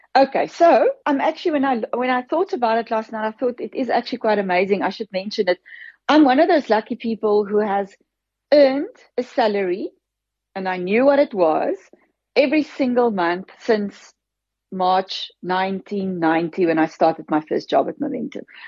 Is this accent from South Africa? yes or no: yes; Free State, South Africa; girl from a farm in the Free State, I grew up, my dad, my grandfather was a farmer. My father took over from him and I grew up on that farm